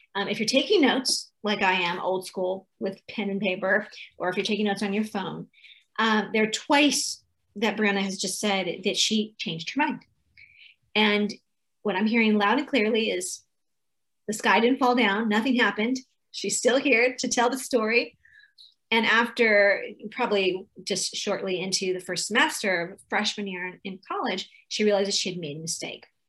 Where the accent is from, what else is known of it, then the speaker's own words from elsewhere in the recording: California, United States; I'm from California